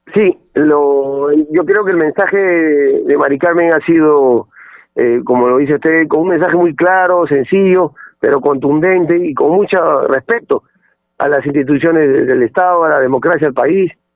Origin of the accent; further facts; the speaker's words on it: Pisco, Ica, Peru; soy de Ica, de Pisco